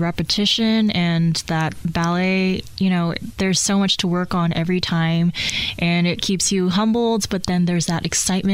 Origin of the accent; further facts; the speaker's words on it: Hawaii, United States; also born or lived in Tokyo, Japan; now in Indianapolis, United States; I grew up in Tokyo, but I moved to Hawaii when I was 6